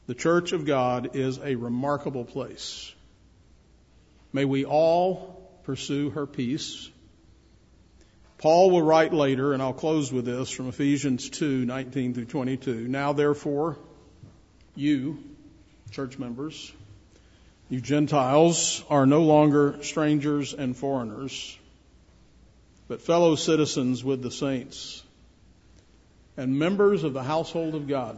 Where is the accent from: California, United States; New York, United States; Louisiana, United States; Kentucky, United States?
Louisiana, United States; Shreveport; When I grew up in Shreveport, Louisiana